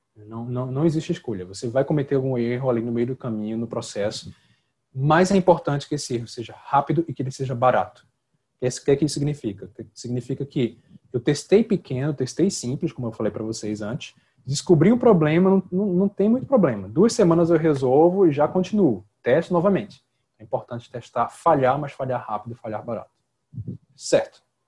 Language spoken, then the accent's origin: Portuguese; Northeast Region, Brazil; eu sou do Nordeste